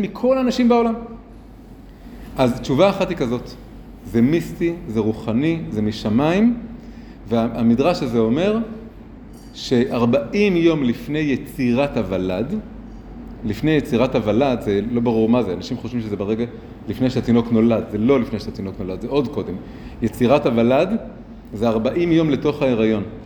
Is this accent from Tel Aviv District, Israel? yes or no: yes; Tel Aviv, Tel Aviv District, Israel; moved away as an adult; also born or lived in Jerusalem; גדלתי פה ממש, אה, מרחק קרוב מאוד, ליד כיכר התרים, ברחוב הירקון, ואחרי זה ב- עוד מקומות באזור